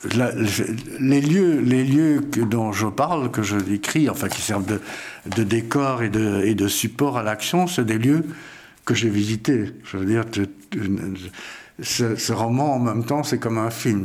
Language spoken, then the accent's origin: French; Vienna, Austria; moved away; je suis né à Vienne, en Autriche, et j'ai quitté l'Autriche dans des circonstances pas pareil à celle de Cyril